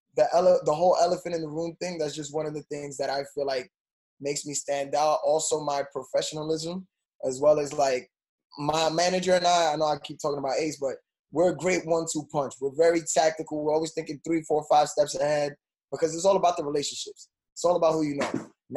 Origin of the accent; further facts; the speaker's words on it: New York City, New York, United States; growing up in New York